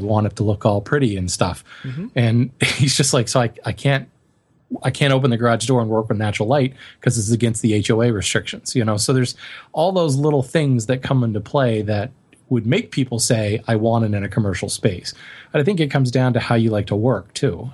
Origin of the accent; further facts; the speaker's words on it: Colorado, United States; moved away; growing up in Colorado